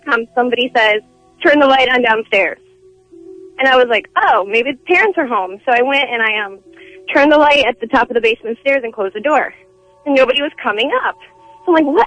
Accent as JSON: {"language": "English", "region": "Connecticut", "country": "United States", "tie": "born or raised there", "said": "I grew up in Connecticut"}